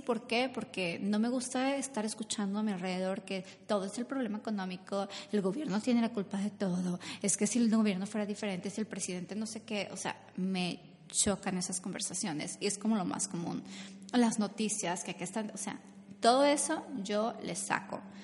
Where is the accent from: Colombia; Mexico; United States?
Mexico; moved away; Yo soy de México donde nos bañábamos como dos veces al, al día a veces